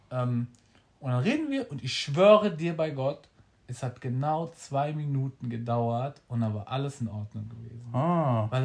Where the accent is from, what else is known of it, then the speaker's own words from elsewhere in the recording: Frankfurt, Hesse, Germany; Und ich muss echt sagen, komm, wir kommen beide aus Frankfurt.